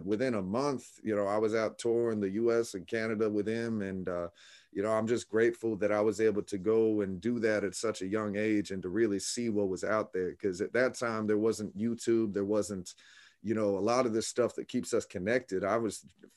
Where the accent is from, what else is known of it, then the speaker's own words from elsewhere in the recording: Orlando, Florida, United States; also born or lived in Tampa, Florida; I was born and raised in Orlando. I moved to Tampa, Florida